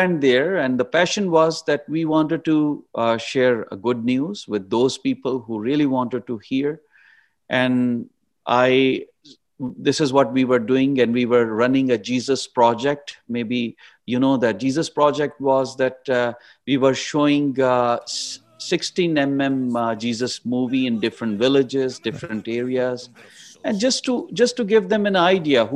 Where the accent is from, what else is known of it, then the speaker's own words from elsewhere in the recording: Pakistan; When I was growing up in Pakistan, you know, I grew up in a Christian family